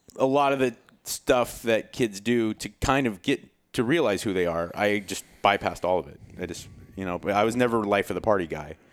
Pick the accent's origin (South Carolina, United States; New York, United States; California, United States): California, United States; Southern; I grew up in Southern California